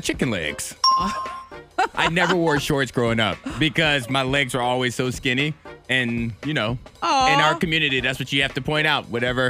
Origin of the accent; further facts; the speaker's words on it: Chatham, Virginia, United States; moved away; growing up in Chatham, Virginia, you didn't get a lot of snow there.